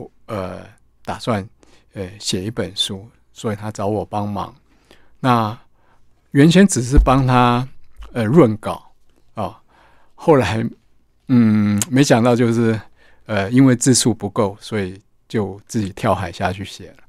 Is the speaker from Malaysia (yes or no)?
no; Kaohsiung, Taiwan; 我本身就是眷村子弟，那我从小在高雄冈山的空军眷村长大，所以自然对呃眷村有一份特别的情怀。